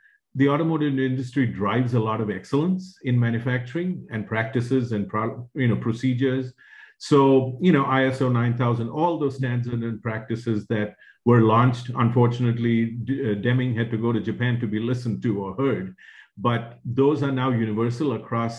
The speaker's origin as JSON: {"language": "English", "country": "India", "tie": "born or raised there", "moved": "yes", "said": "When I was growing up in India"}